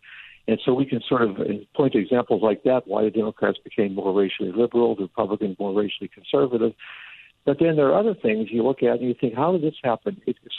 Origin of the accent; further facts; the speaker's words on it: Western Pennsylvania, United States; moved away; When I was growing up in Western Pennsylvania